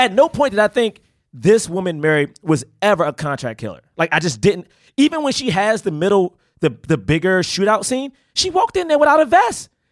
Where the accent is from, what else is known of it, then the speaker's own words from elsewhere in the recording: Washington, District of Columbia, United States; I grew up in Southeast D C